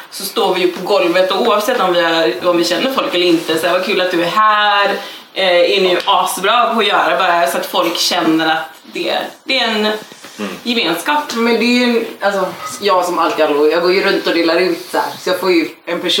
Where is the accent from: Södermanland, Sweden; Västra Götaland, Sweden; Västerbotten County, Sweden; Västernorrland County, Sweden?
Västra Götaland, Sweden; Gothenburg; vi växte upp på hissingen i Göteborg, det var inte ovanligt ändå.